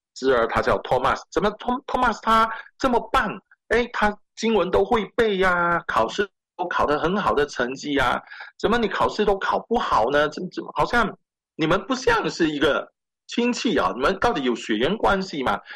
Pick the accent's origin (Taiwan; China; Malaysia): Malaysia; moved away as an adult; now in Canada; 我父亲来自中国福建省啊，那他十一岁就下到南洋，那我父亲是第一代的基督徒，那我算是第二代的基督徒，那我是土生土长，在马来西亚出生，马来西亚长大